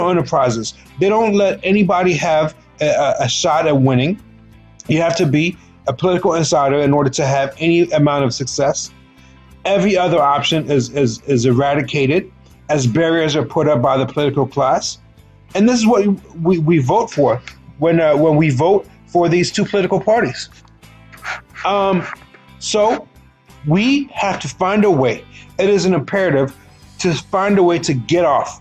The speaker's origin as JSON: {"language": "English", "country": "United States", "said": "we as American citizens"}